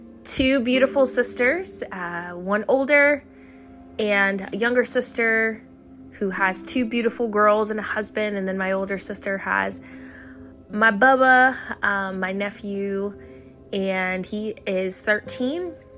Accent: Fort Riley, Kansas, United States; born there; also born or lived in Germany; So I was born in Fort Riley, Kansas. It's a small town in Kansas. And both my parents were in the military. They were both Army. And so I spent my life all over the world.

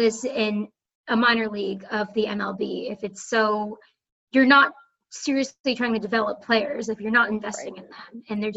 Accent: Boston, Massachusetts, United States; I'm just from Boston

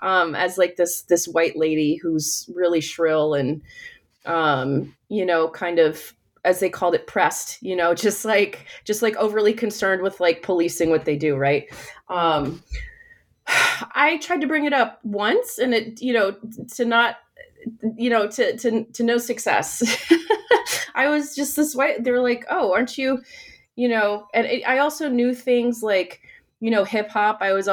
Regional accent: United States; my own experience as a Filipina American who has had, you know, like who has felt othered at times

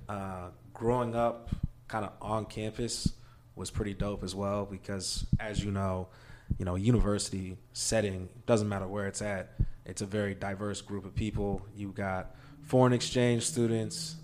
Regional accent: Maryville, Missouri, United States; I, uh, actually grew up in Maryville, Missouri, small town, rural Missouri

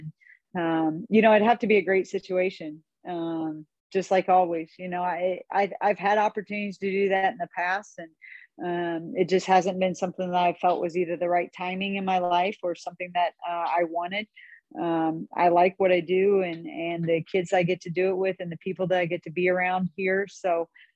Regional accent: Northeast Missouri, United States; I grew up in Northeast Missouri, I didn't even want to go away to school at all

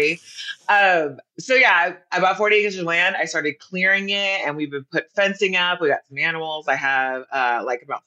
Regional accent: United States; also born or lived in Sydney, Australia / Hawaii / Carlsbad, California; I was born in Sydney, Australia. I was raised in Hawaii. Then I grew up in Carlsbad, California. I've been on the coast my entire life.

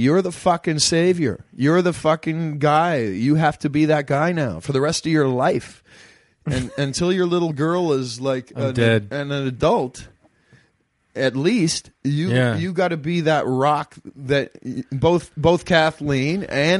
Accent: Ottawa, Ontario, Canada; now in Los Angeles, United States; I'm from Ottawa, man, and when I lived in Ottawa, I loved foreign films. I hate foreign films now, man. I live in L.A.

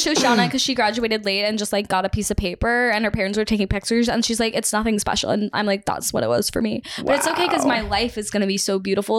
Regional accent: Texas, United States; moved away as an adult; also born or lived in Toronto; I went to college in Toronto, which Whoa. I'm from Texas

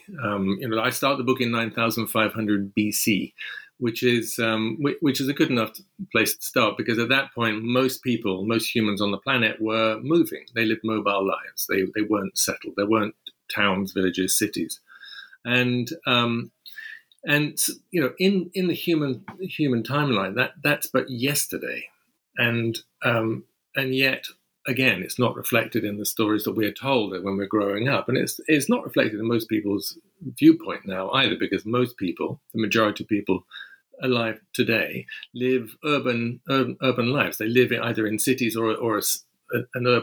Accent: London, United Kingdom; I'm a Londoner. I was born in London.

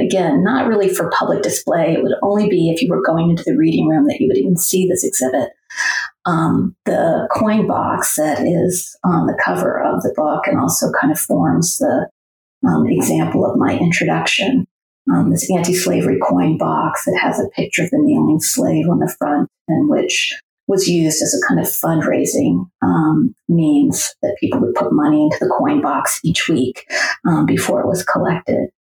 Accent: New England, United States; moved away as an adult; also born or lived in Middle Tennessee; now in Tennessee, United States; I grew up in New England, but have spent most of my life, um, or my adulthood at least, in the South

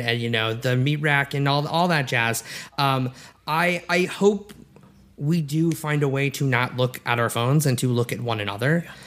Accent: Edmond, Oklahoma, United States; moved away as an adult; also born or lived in Massachusetts; I grew up in Edmond, Oklahoma, very conservative

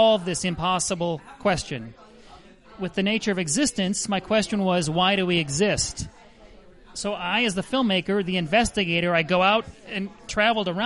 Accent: Minnesota, United States; Grew up in Minnesota, as you might have guessed by now, on the north arm of Lake Minnetonka

